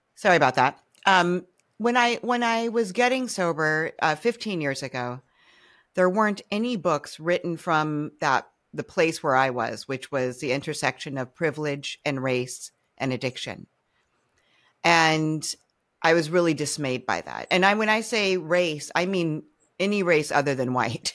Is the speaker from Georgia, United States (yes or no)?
no; Cambridge, Massachusetts, United States; when I was growing up in Cambridge, Mass